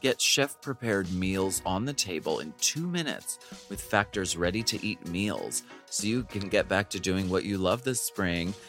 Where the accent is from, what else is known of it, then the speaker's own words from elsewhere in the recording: Pennsylvania, United States; I'm from Pennsylvania. That, that's our natural speaking voice